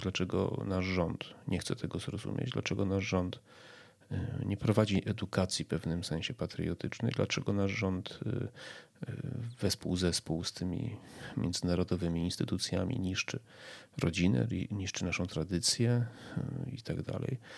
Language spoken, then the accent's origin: Polish; Poland